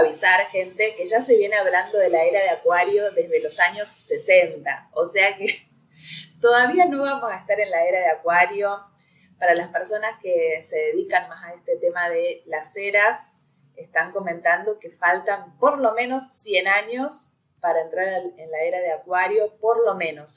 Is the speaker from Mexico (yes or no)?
no; Argentina; Acá ñoquis se le dice a los que viven del Estado